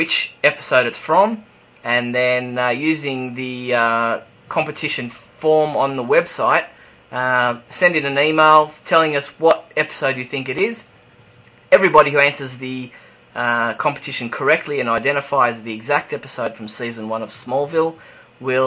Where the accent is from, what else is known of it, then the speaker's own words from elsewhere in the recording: Sydney, New South Wales, Australia; accent: Australian; I'm in Sydney, Australia, if you couldn't tell from my accent.